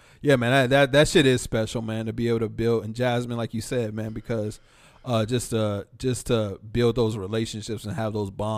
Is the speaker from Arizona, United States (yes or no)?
no; Dallas, Texas, United States; The perfect blend of fucking street shit, hood shit, growing up in Oak Cliff, Dallas, and being a motherfucking doctor.